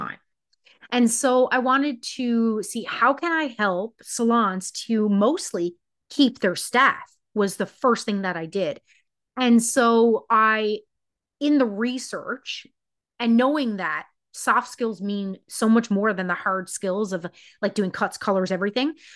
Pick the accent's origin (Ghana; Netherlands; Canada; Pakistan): Canada; Newfoundland and Labrador; I am from Newfoundland, Canada